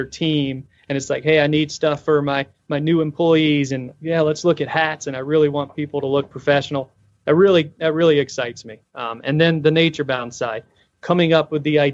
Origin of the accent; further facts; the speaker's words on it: Florida, United States; grew up in Florida